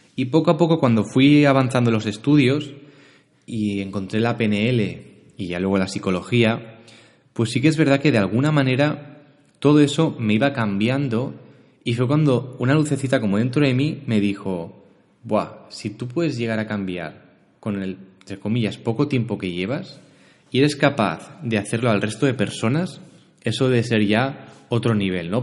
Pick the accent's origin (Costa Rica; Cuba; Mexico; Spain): Spain; Barcelona, Catalonia; born or raised there; also born or lived in L'Hospitalet de Llobregat